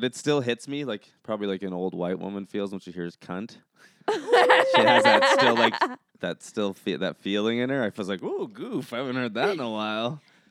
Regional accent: Ontario, Canada; I grew up in Ontario where it's winter.

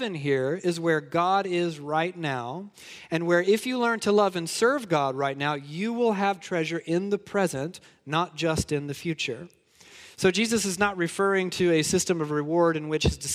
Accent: Georgia, United States; I'm from Georgia.

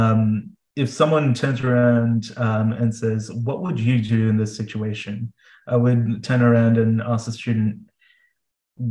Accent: Melbourne, Victoria, Australia; moved away as an adult; also born or lived in Adelaide; now in South Australia, Australia; I'm originally from Melbourne, but we trained in Adelaide

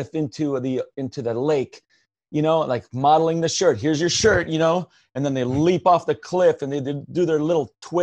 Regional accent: Lancaster, Pennsylvania, United States; also born or lived in South America; where we lived in Lancaster, PA.

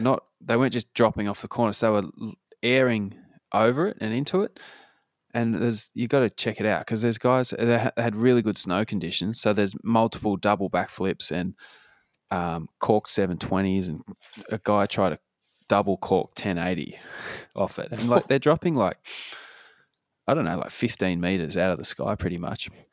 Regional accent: Claremont, Australia; moved away; growing up in Claremont

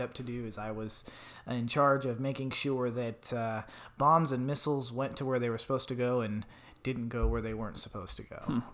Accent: Tucson, Arizona, United States; moved away as an adult; I grew up in Tucson, Arizona

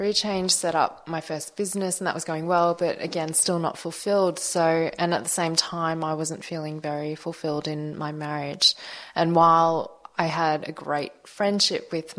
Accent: Melbourne, Victoria, Australia; So I was born in Melbourne, but my parents are Malaysian Chinese

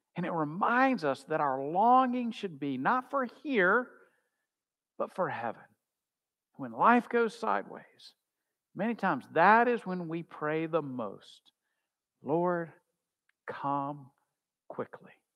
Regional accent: United States; as American Christians

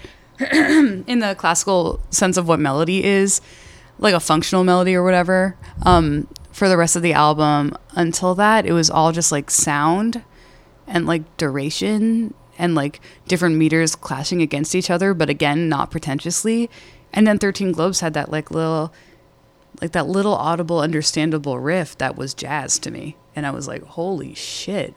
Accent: Boston, Massachusetts, United States; I'm from Boston.

